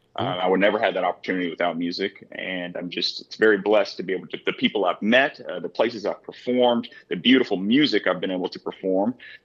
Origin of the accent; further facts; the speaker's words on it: Glendale, Kentucky, United States; I come from or reside from a small rural town in the state of Kentucky called Glendale, which is just south of Elizabethtown, Kentucky. The population at that time was probably 250 people, and we did not even have a stoplight in the town.